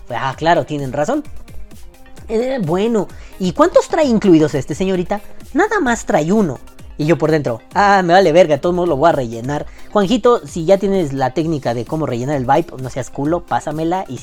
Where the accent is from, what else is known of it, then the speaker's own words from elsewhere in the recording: New York, United States; accent: New York; Así con mi acento neoyorquino le dije, no mames, hija de tu pinche madre.